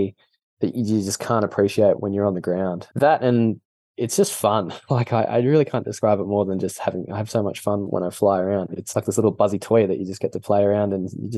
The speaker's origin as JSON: {"language": "English", "country": "Australia", "accent": "weird Australian", "said": "being Australian, we're just pretty chilled"}